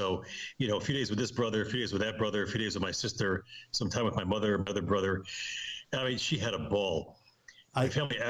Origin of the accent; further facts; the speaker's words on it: Amsterdam, North Holland, Netherlands; moved away; Very different from my background, and, you know, growing up in Amsterdam and going to an Ivy League college and all this kind of thing.